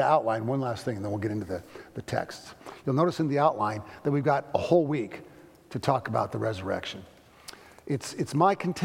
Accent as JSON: {"language": "English", "country": "United States", "said": "I'm an American. I'm proud to be an American"}